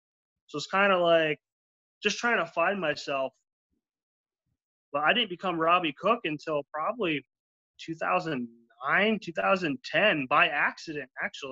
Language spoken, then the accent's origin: English; Florida, United States; I'm from Florida